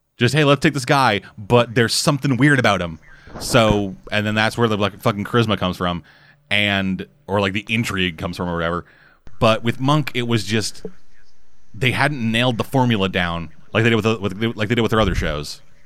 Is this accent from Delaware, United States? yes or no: no; New York, United States; accent: New York; my New York accent